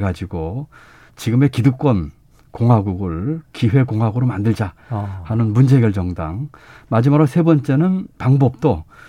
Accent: North Chungcheong, South Korea; moved away; 제가 이제 고향이 충북이고 충청도고

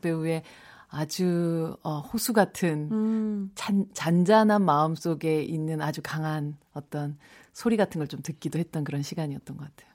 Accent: Busan, South Korea; 제가 아. 부산 출신인데

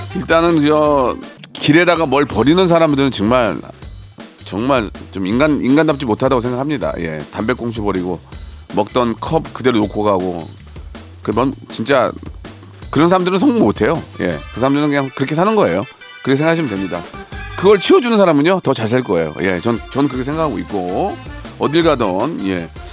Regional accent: Gunsan, North Jeolla, South Korea; moved away; 제 고향이지만 군산 좋아요.

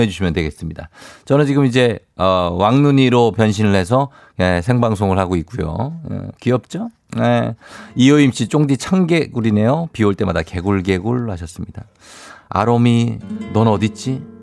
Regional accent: Goyang, Gyeonggi Province, South Korea; 일산 고향 쪽이구려. 아, 네네, 네, 맞아요.

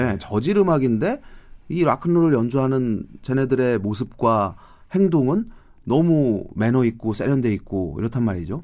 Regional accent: South Korea

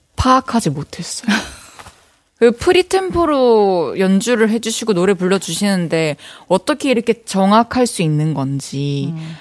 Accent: South Korea; 제가 한국인으로서

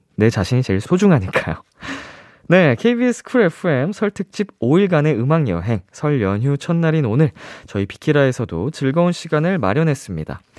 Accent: Seoul, South Korea; 이제 서울에서 네. 나고 자라가지고

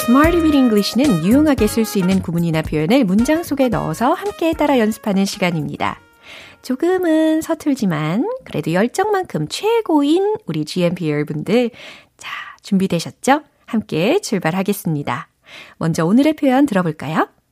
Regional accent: South Korea

